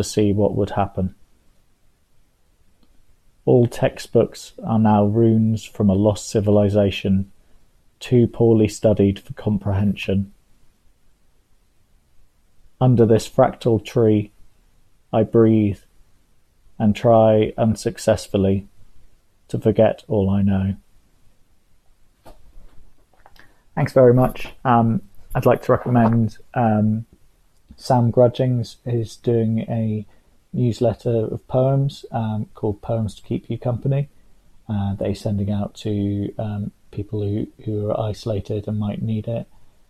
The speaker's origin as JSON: {"language": "English", "town": "Bristol", "region": "South West England", "country": "United Kingdom", "said": "I'm a poet from Bristol"}